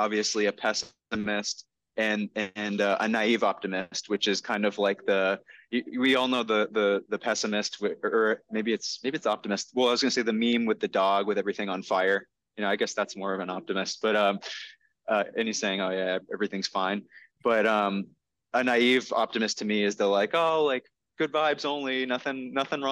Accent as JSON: {"language": "English", "town": "North Reading", "region": "Massachusetts", "country": "United States", "tie": "born or raised there", "lives_now": "Medford, United States", "said": "I grew up in North Reading"}